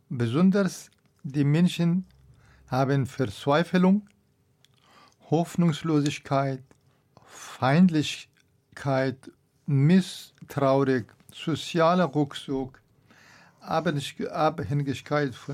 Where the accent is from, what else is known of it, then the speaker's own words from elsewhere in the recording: Afghanistan; ich komme aus Afghanistan.